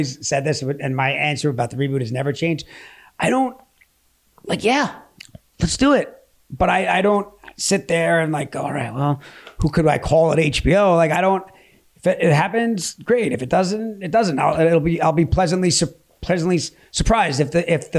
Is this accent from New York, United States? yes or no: yes; Long Island, New York, United States; I'm from Long Island